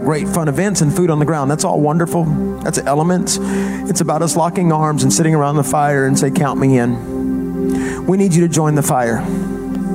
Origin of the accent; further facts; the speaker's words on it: the South, United States; I'm from the South.